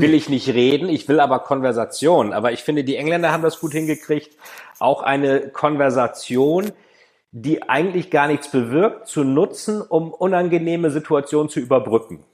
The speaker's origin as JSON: {"language": "German", "region": "Bremen", "country": "Germany", "said": "Ich bin ja Bremer"}